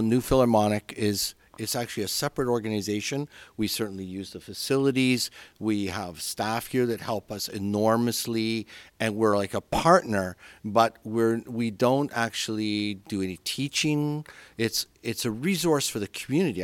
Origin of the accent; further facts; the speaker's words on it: Crowsnest Pass, Alberta, Canada; also born or lived in Philadelphia, United States; now in Chicago, United States; I was born in a place called the Crow's Nest Pass in Alberta